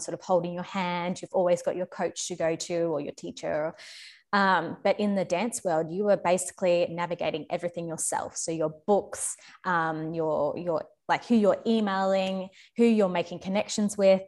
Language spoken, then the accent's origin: English; Australia; moved away as an adult; also born or lived in London; back in my home country in Australia